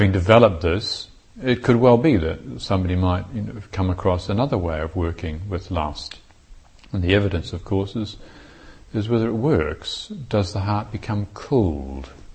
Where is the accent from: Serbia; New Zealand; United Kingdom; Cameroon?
New Zealand; I was brought up in New Zealand